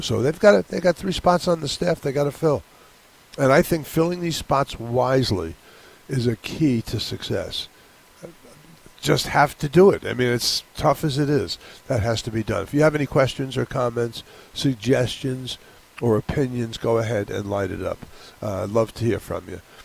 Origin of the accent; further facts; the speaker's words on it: New York, United States; now in Hawaii, United States; I grew up in New York